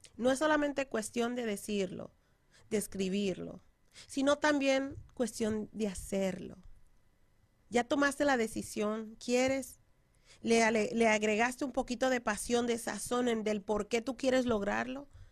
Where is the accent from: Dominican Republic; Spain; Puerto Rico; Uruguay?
Dominican Republic; moved away; estoy hablando así como dominicana